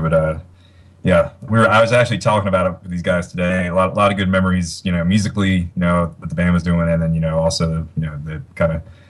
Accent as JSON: {"language": "English", "area": "Jersey Shore", "region": "New Jersey", "country": "United States", "tie": "born or raised there", "said": "I grew up in the Jersey Shore, pretty close outside of New York City."}